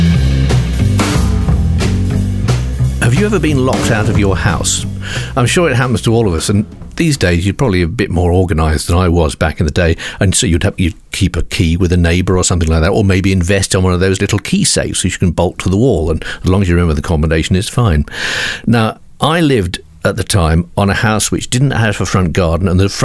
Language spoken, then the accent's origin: English; England, United Kingdom; I'm from England.